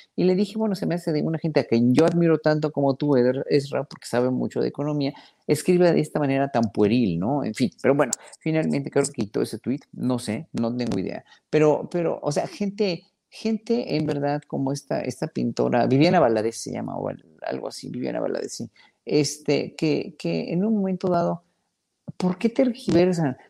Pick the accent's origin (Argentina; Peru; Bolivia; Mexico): Mexico; nos pagaban a los solistas mexicanos